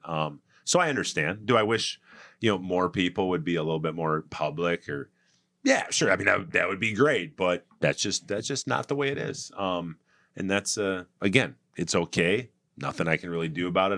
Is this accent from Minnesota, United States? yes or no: yes; Saint Paul, Minnesota, United States; I grew up in Saint Paul in the eighties